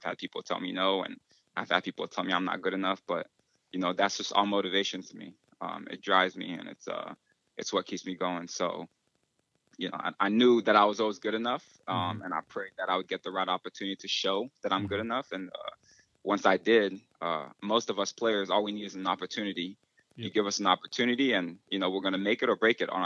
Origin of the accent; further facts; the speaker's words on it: Cameroon; moved away; I was born in Cameroon, West Africa